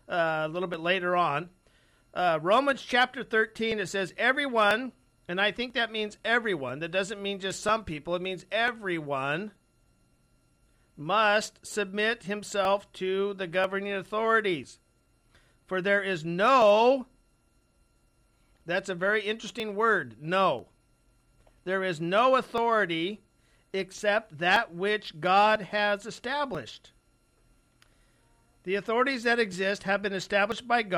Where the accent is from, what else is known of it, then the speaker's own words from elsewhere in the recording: United States; as an American